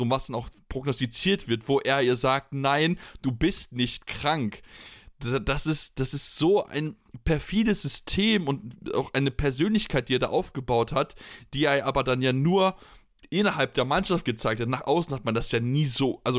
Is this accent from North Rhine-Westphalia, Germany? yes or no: yes; Blomberg, North Rhine-Westphalia, Germany; ich komme aus der Region, ich, ich ich habe in Blomberg selbst jahrelang Handball gespielt